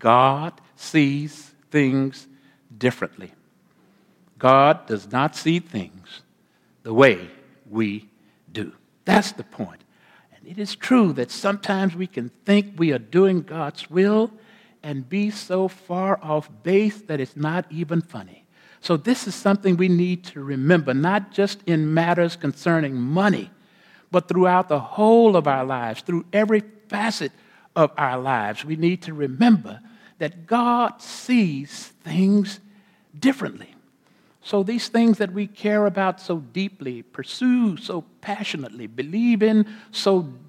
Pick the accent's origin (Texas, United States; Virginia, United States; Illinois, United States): Texas, United States; Corpus Christi; I grew up, born and raised in Corpus Christi, Texas, on the Gulf of Mexico.